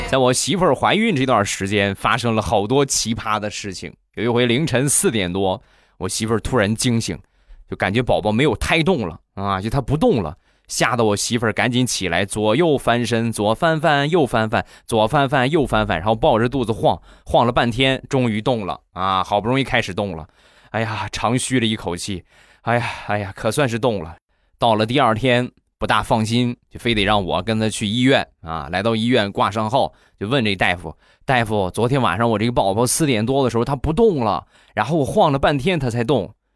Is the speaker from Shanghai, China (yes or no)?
no; Rizhao, Shandong, China; 就是我们山东的日照，也就是我的家乡